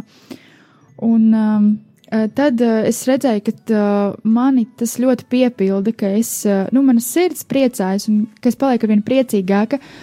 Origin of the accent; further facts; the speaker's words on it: Riga, Latvia; es esmu no Rīgas